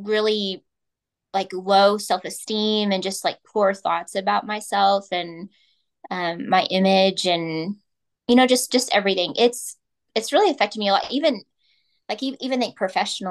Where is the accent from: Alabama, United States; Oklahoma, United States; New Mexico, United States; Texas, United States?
Oklahoma, United States; I'm from Oklahoma